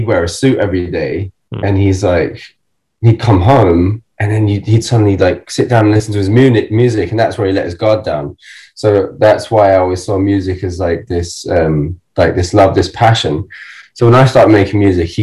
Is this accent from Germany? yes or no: yes; Germany; moved away; I grew up in Germany